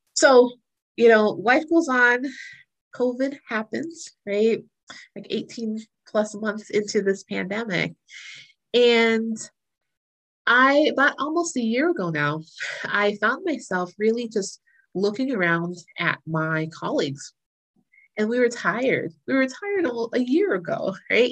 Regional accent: Florida, United States; moved away as an adult; also born or lived in North Carolina / New York; I was raised in Florida

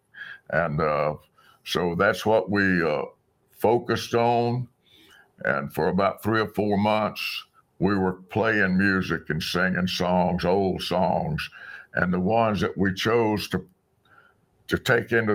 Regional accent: South Alabama, United States; the little country church where I grew up in South Alabama

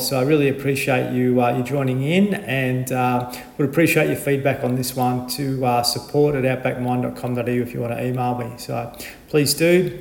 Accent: Horsham, Victoria, Australia; when I was a young fella growing up in Horsham

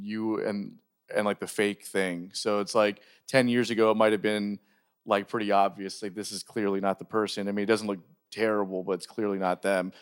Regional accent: Florida, United States; also born or lived in Jacksonville; since we're both from Florida

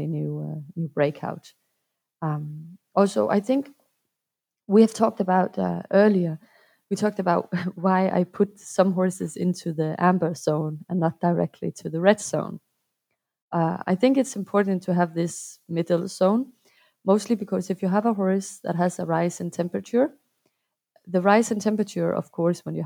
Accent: Denmark; I'm from Denmark and I'm a clinician

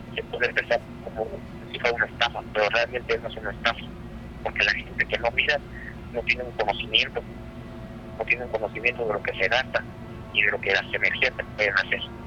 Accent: Mexico; moved away; yo soy de México

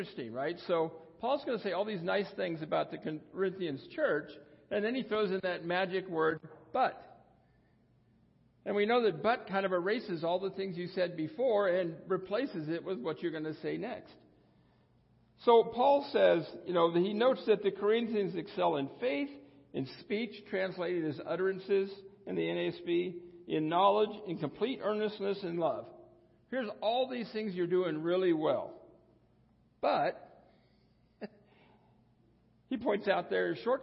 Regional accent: United States; I was born in the United States of well-to-do parents

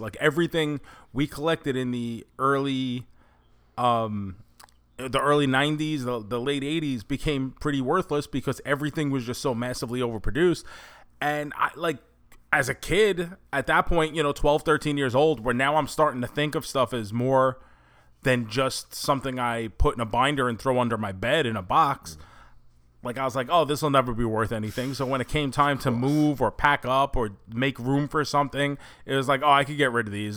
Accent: New York City, New York, United States; when we grew up in New York

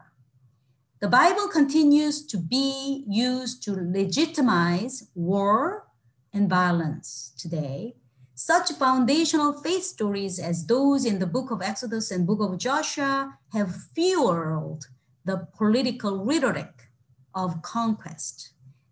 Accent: South Korea; now in Toronto, Canada; I grew up in Korea

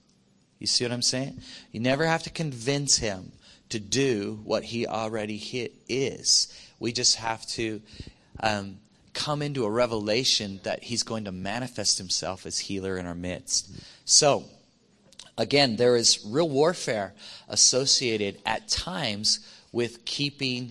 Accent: Iowa, United States; I grew up in Iowa, and so I grew up a long way from the ocean.

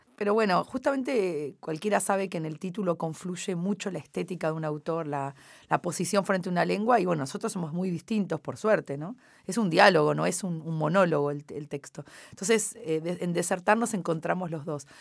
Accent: Buenos Aires, Argentina; first language Spanish; moved away as an adult; now in France; cuando me fui de Buenos Aires hace 14 años, en 2004 o 2007

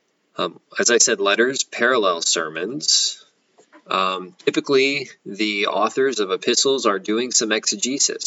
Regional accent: United States; American Christians in the 21st century

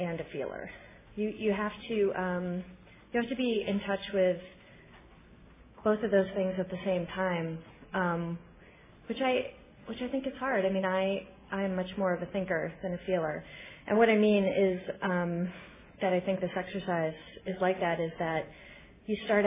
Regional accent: Albany, New York, United States; now in Los Angeles, United States; I live in LA right now, and I'm from Albany, New York

